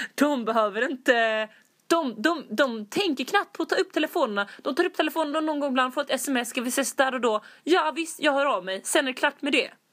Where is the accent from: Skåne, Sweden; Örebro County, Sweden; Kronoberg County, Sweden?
Skåne, Sweden; vi är från Skåne